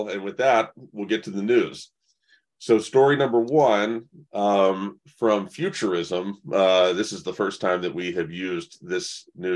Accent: the South, United States; I am born and raised in the South

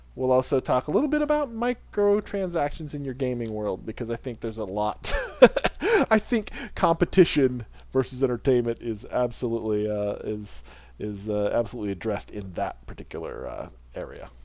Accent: United States; as an American

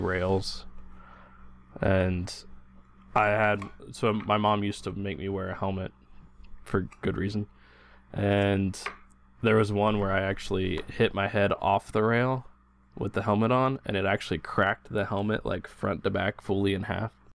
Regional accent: Indiana, United States; I grew up in Indiana, and my, my dad did a lot of that fixing stuff at home

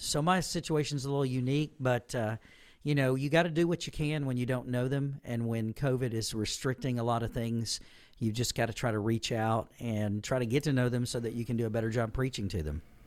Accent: Southaven, Mississippi, United States; moved away as an adult; this is where I was born and raised, grew up, and I've returned to a church and a ministry that uh, affected me when I was young

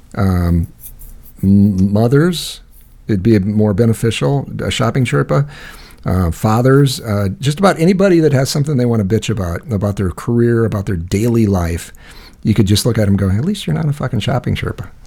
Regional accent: United States; I'm an American.

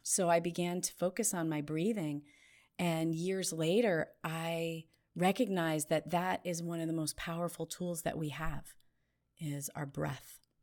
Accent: New Jersey, United States; I grew up in New Jersey in a family that loved to walk fast

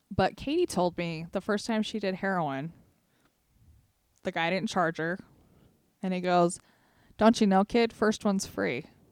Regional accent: Sevier County, Utah, United States; we're from Sevier County

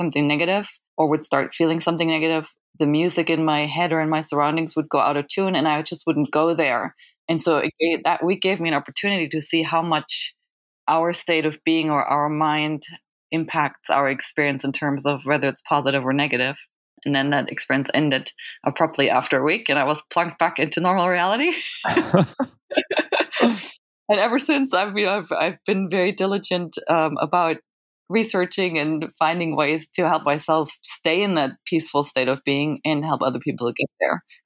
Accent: Germany; I'm from Germany

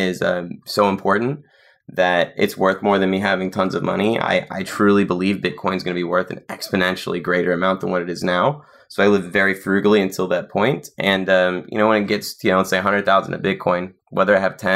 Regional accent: Nashville, Tennessee, United States; I was in South Nashville

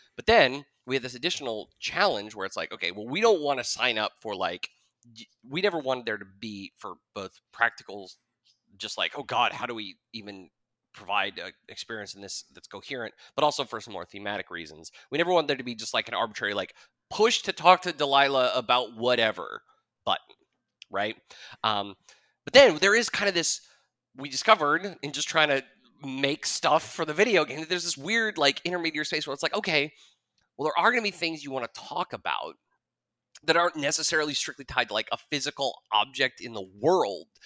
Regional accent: Jackson, Wyoming, United States; I grew up in Jackson. Uh, I was born and raised there

